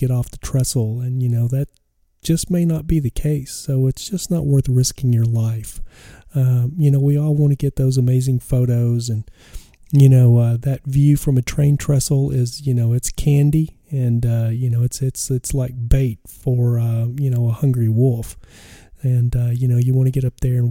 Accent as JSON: {"language": "English", "region": "West Texas", "country": "United States", "tie": "born or raised there", "said": "I was a kid growing up in West Texas, the deserts of West Texas."}